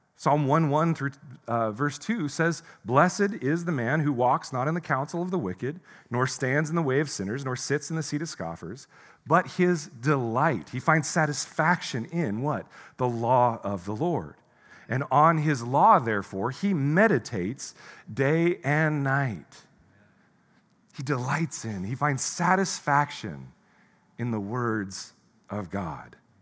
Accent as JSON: {"language": "English", "country": "United States", "said": "as an American"}